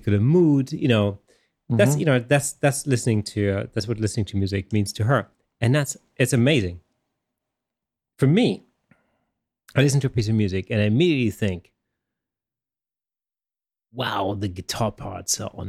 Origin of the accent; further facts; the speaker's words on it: Germany; first language German; English is a second language; you know, I grew up in Germany, and obviously